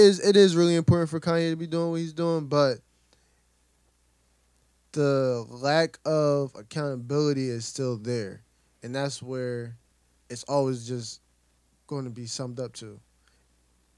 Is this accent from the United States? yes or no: yes; Camden, New Jersey, United States; Growing up in Camden, every Sunday you got people in church.